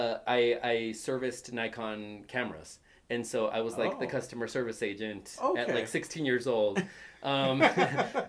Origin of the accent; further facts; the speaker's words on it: Greeley, Colorado, United States; also born or lived in Fort Collins, Colorado; being a kid from Greeley, I wanted to get out of Greeley.